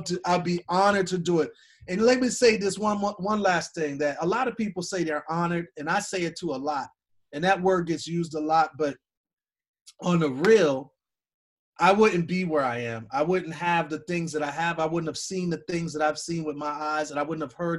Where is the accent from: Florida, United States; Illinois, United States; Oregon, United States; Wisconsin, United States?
Wisconsin, United States; Milwaukee; I'm from Milwaukee, Wisconsin